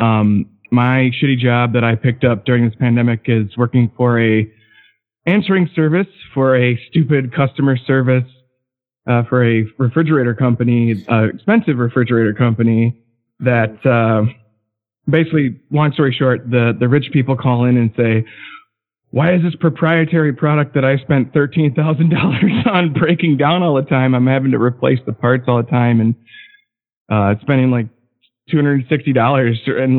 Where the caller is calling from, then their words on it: Madison, Wisconsin, United States; I'm from Madison, longtime listener, kind of a lurker.